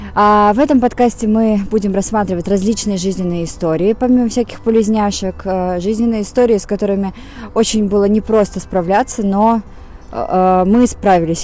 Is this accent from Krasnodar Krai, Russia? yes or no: no; Saint Petersburg, Russia; also born or lived in Moscow; я из Питера, жила в Москве